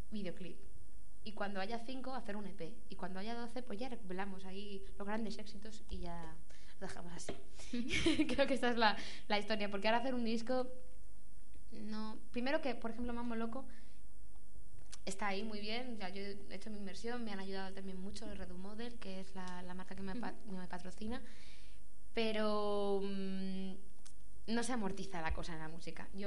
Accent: Madrid, Community of Madrid, Spain; also born or lived in Barcelona; cuando yo vivía en Barcelona. Lo que pasa es que tenía pensado marcharme, volver a Madrid, porque yo soy aquí de Madrid.

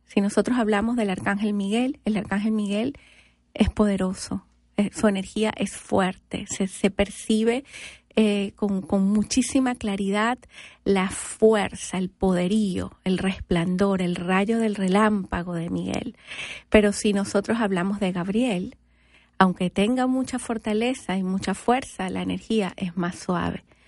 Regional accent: Venezuela; moved away as an adult; now in United States; soy venezolana

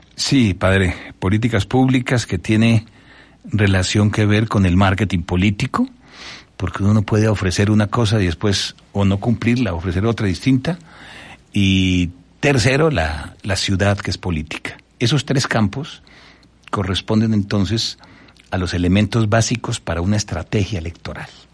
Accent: Colombia; en mi país

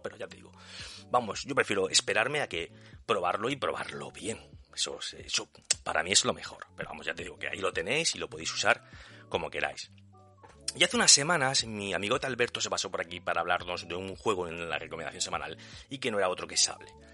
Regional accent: Region of Murcia, Spain; mi pueblo está perdido en un rincón de Murcia

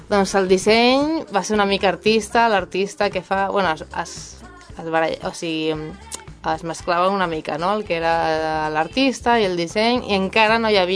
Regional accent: Galicia, Spain; jo, que vinc de, de Galícia, en Galícia, no, en Galícia no és tan típic, allò, o no era tan típic quan jo vaig començar

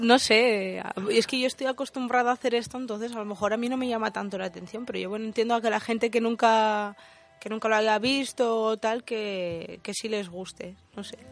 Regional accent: Asturias, Spain; en la zona de donde soy yo, de Asturias

